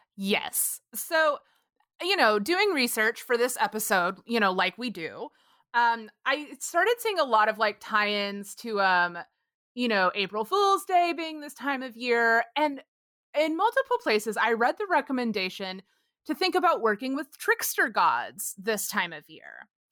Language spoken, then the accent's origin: English; Texas, United States; where I grew up in Texas